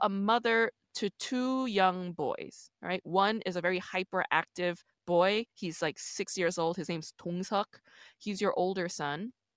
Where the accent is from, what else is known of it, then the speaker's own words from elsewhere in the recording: New York, United States; also born or lived in Busan, South Korea; I'm from New York, but, um, I was born in Busan